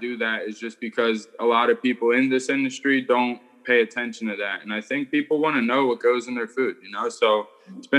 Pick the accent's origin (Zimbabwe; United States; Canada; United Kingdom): United States; Philadelphia, Pennsylvania; Born and raised in Philadelphia